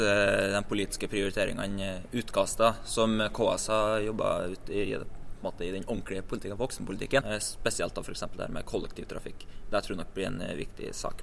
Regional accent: Rennebu, Trøndelag, Norway; fra Rennebu i Trøndelag

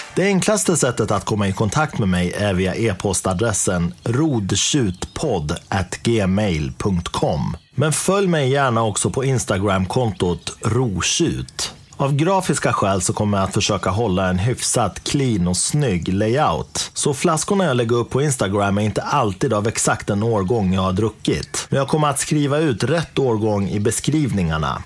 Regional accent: Dalarna County, Sweden; moved away as an adult; also born or lived in Uppsala; jag är uppvuxen i Dalarna, flyttade sen till Uppsala där jag utbildade mig i många år

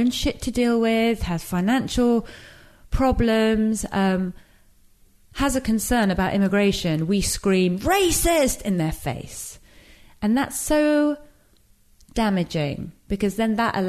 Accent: England, United Kingdom; also born or lived in Iran; this geographical space that I was raised

